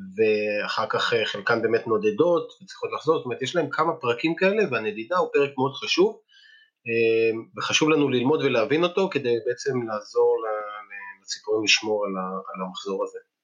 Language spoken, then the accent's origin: Hebrew; Ein Gev, Northern District, Israel; also born or lived in Moshav Klahim; now in Klahim, Israel; כשגרתי בקיבוץ עין גב, שם גדלתי